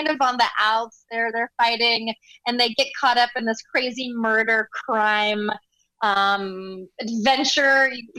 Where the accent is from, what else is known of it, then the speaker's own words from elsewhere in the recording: South Carolina, United States; accent: South Carolina; moved away; I get to go back to my roots a little bit and pull out my South Carolina accent